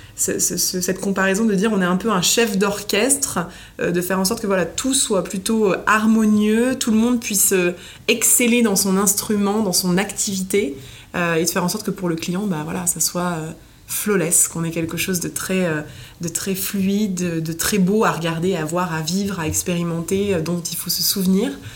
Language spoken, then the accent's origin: French; Nice, Provence-Alpes-Côte d'Azur, France; moved away as an adult; now in Paris, France; j'ai grandi à Nice, j'ai déménagé à Paris euh, jeune pour mes études